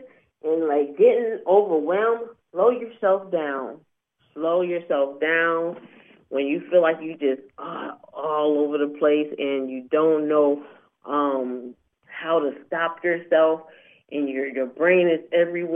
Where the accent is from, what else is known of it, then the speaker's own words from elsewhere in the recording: Syracuse, New York, United States; moved away; I'm from Syracuse, New York, originally.